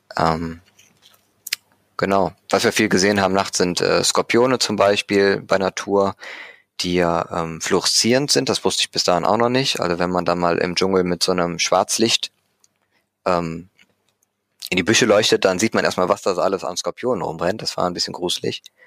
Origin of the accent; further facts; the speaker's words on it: Düsseldorf, North Rhine-Westphalia, Germany; Henkel bei uns in Düsseldorf